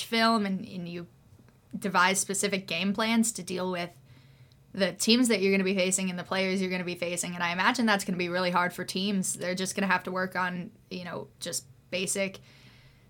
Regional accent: New Jersey, United States; I'm from New Jersey.

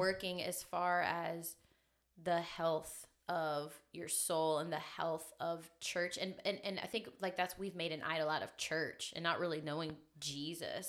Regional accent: Memphis, Tennessee, United States; Born and raised in Memphis

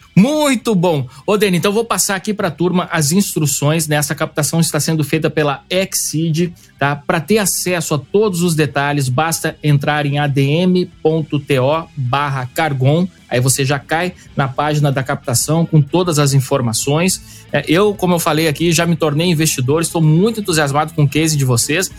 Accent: Porto Alegre, Rio Grande do Sul, Brazil; nós somos conterrâneos, eu sou de Porto Alegre

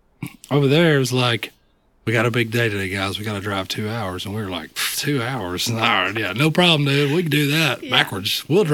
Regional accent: Bradley County, Tennessee, United States; also born or lived in Ohio / Knoxville, Tennessee / Cleveland, Tennessee; now in Chattanooga, United States; Well, I grew up in Bradley County, lived there till I was about 14 or 15, and then I moved up to Ohio. And I lived there for a few years, about a year and a half or so, and then moved back down here.

